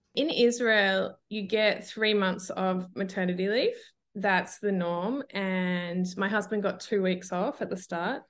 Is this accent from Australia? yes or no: yes; Australia; accent: Australian; moved away as an adult; now in Europe; I'm originally Australian, as you can hear from my voice.